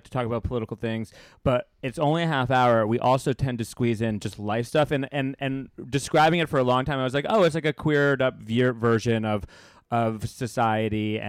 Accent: East Coast, United States; also born or lived in San Francisco; now in Los Angeles, United States; I'm from the East Coast, but I was living in San Francisco at that point.

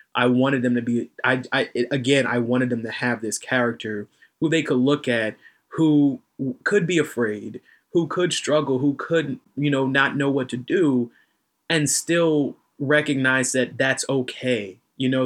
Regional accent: North Carolina, United States; accent: slight southern drawl; I'm from North Carolina

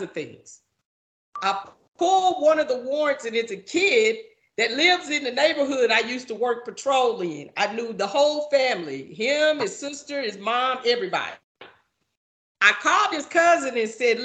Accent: Fort Worth, Texas, United States; I grew up in Fort Worth

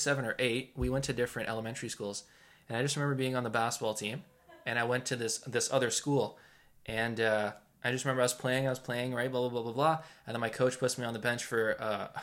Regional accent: Toronto, Ontario, Canada; we're two guys from Toronto, Ontario, Canada

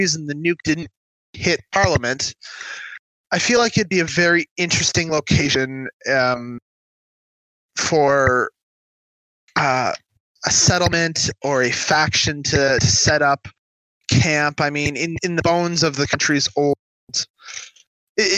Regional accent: Ottawa, Ontario, Canada; I actually was born in Ottawa

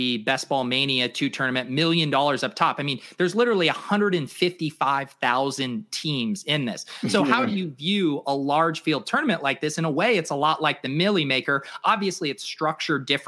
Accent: Colorado, United States; moved away as an adult; also born or lived in San Diego; now in Boston area, United States; I was born in Colorado. I went to college out in San Diego, and now I live out just outside of the Boston area

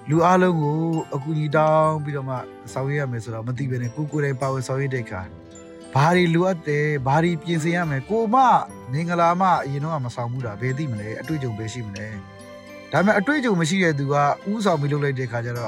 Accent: Myanmar

